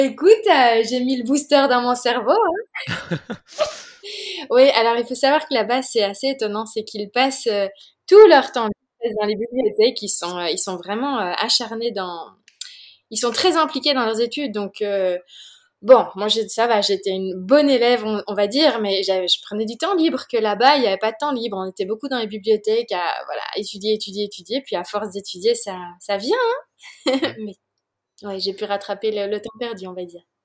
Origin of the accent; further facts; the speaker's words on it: Belgium; also born or lived in Oregon, United States; je viens de Belgique